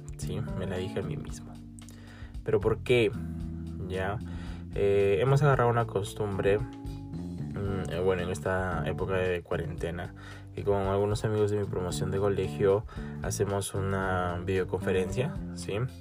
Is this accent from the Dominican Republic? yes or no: no; Peru; soy de Perú